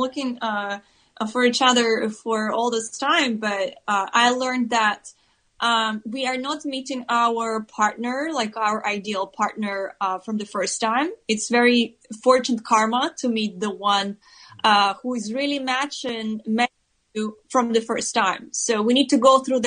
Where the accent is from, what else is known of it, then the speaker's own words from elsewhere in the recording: Siberia, Russia; moved away as an adult; also born or lived in Moscow; now in California, United States; I'm from Siberia